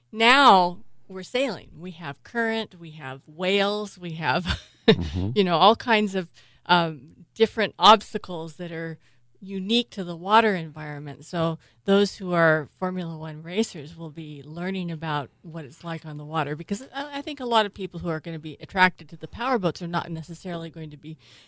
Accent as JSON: {"language": "English", "town": "San Francisco", "region": "California", "country": "United States", "tie": "born or raised there", "said": "I was born in San Francisco, so I'm a third generation San Franciscan."}